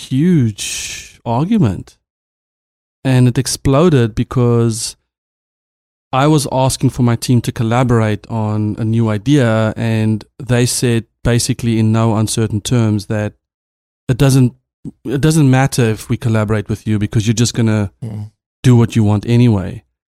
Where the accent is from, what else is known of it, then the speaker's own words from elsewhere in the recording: South Africa; As a South African CTO, I had a team of mostly Americans, and we were a young startup.